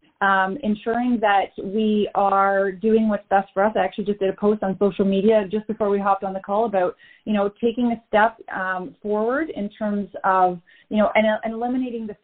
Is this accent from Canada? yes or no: yes; Canada; We're both from Canada, different parts of Canada